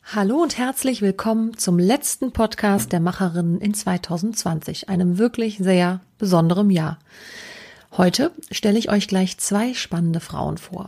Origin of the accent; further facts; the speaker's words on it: Düren-Jülich region, North Rhine-Westphalia, Germany; dem Caritasverband für die Region Düren-Jülich e.V. Das ist dort, wo ich herkomme